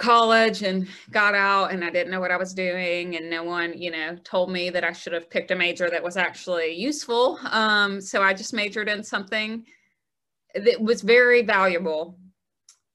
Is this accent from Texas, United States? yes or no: no; Gardendale, Alabama, United States; I'm from the Birmingham area. So I grew up in Gardendale, just north of town